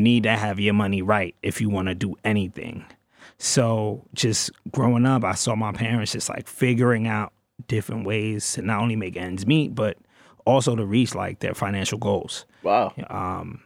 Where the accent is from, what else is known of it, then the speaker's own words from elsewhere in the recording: New York City, New York, United States; I'm from Brooklyn. South Brooklyn, Canarsie